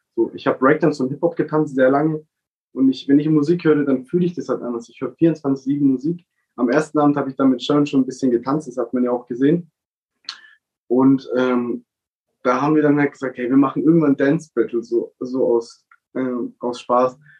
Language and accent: German; Baden-Württemberg, Germany; Wir Baden-Württemberger